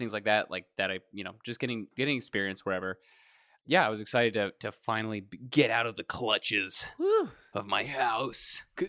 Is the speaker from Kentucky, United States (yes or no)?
yes; Kentucky, United States; I grew up in Kentucky